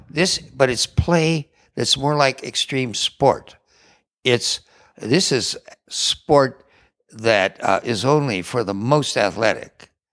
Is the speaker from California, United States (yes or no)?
yes; California, United States; I grew up here in California